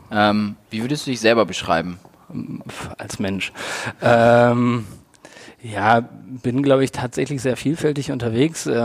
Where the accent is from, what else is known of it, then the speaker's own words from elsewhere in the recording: Hamburg, Germany; muss ich als Hamburger